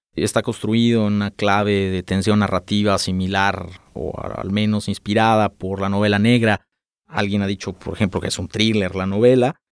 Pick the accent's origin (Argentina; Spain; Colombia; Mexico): Mexico; Guadalajara, Jalisco; nací acá en Guadalajara